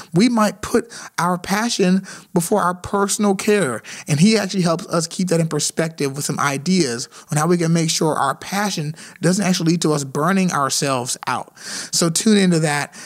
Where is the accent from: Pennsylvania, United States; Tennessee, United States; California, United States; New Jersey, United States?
Tennessee, United States; Nashville; Vanderbilt University uh, in, in Nashville, Tennessee, my hometown.